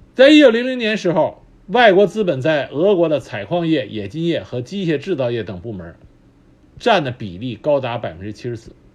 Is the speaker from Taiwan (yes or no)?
no; China; 我们中国人